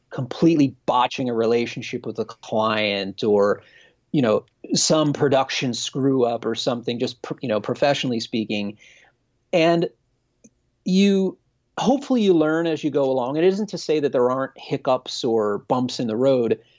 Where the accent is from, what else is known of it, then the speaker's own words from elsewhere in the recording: Reading, Pennsylvania, United States; I'm from Pennsylvania. I'm from Dutch country in Pennsylvania.